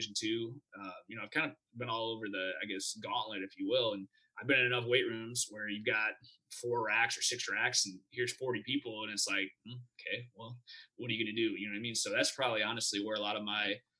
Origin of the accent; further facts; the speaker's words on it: Midwest, United States; moved away; I'm from the Midwest originally